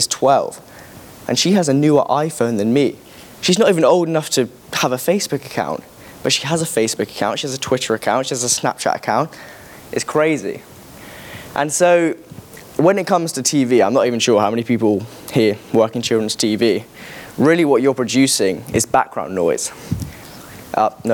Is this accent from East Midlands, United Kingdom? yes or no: yes; Corby, East Midlands, United Kingdom; my hometown called Corby Magazine